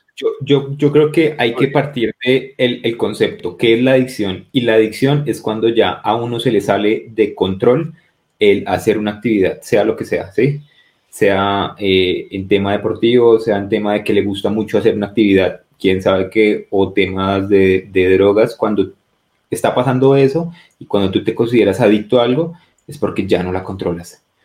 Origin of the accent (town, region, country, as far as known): Colombia